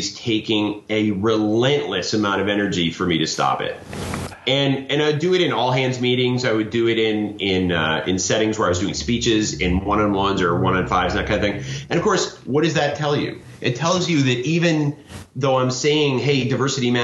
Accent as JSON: {"language": "English", "country": "United States", "said": "I might start as an American"}